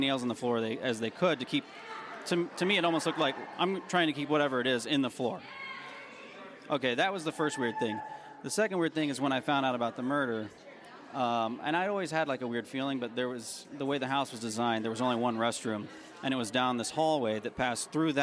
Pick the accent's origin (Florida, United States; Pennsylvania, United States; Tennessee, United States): Tennessee, United States; I grew up in Tennessee